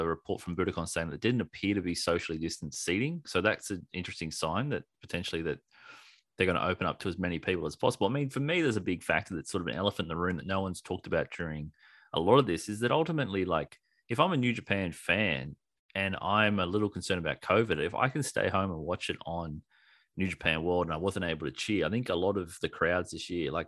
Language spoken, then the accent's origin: English; Australia